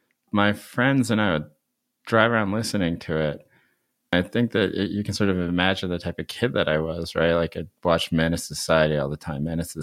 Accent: North Carolina, United States; also born or lived in Seoul, South Korea; I was born in Seoul, but my parents were already living here in the States. And mostly grew up in North Carolina.

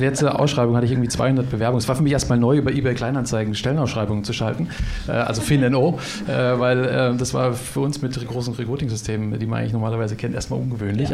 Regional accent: Germany; als Deutsche

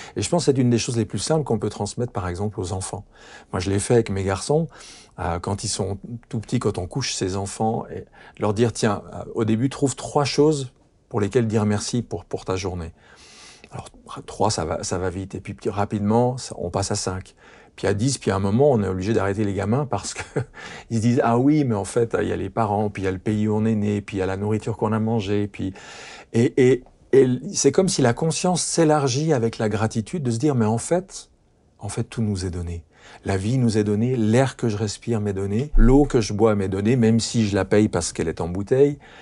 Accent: France; chez nous en France

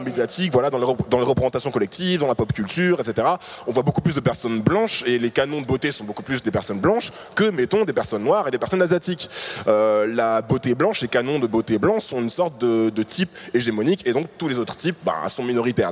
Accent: Paris, Île-de-France, France; also born or lived in Martinique; je suis né en Martinique, je vis à Paris depuis que j'ai 6 ans

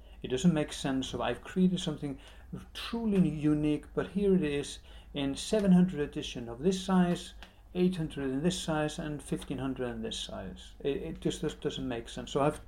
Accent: Iceland; also born or lived in Moscow, Russia; now in London, United Kingdom; I'm from Iceland. I'm born in Moscow. My parents are Icelanders that went into the height of the Cold War to study.

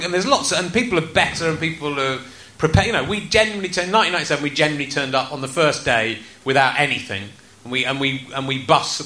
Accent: Cheddar, South West England, United Kingdom; also born or lived in Loughborough; I moved from Loughborough when I was eight to Cheddar

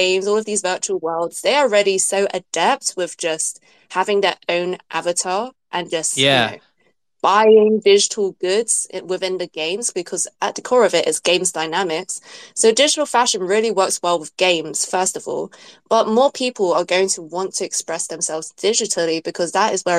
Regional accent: London, United Kingdom; I was born in London. My parents are from Hong Kong, so I'm British Chinese.

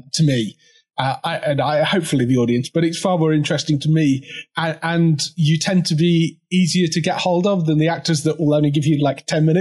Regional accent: United Kingdom; I'm British

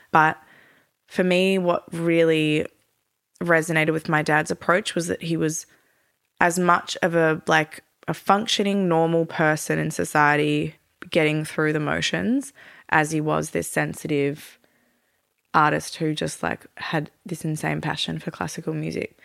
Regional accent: Melbourne, Victoria, Australia; moved away as an adult; also born or lived in Europe / Turkey; Born and raised in Melbourne, but lived in Europe and Turkey for thirteen years

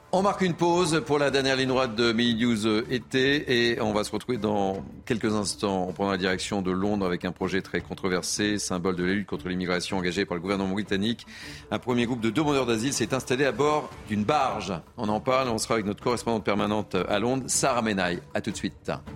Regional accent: France; chez nous en France

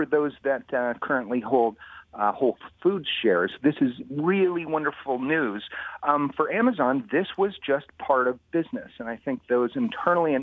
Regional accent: Washington, District of Columbia, United States; I'm from Washington, D.C.

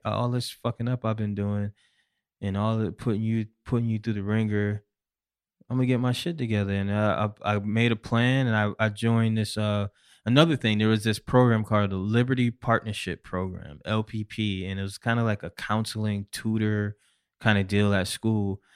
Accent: Syracuse, New York, United States; I'm originally from Syracuse, New York

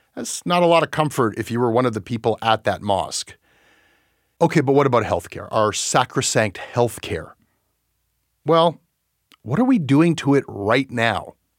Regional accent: Canada; being Canadian

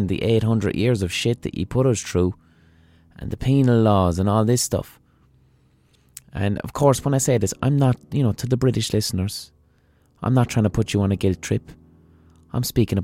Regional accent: Ireland; as an Irish person

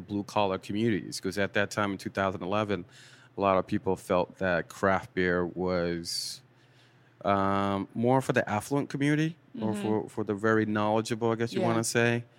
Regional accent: Boston, Massachusetts, United States; moved away as an adult; also born or lived in Milton, Massachusetts; I was from Dorchester

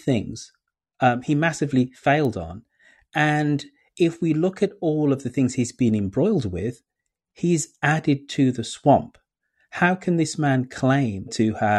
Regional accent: United Kingdom; As a Brit

